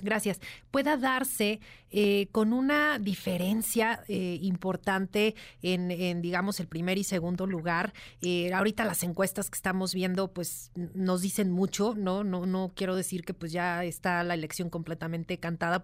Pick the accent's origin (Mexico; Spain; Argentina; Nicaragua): Mexico; como mexicanos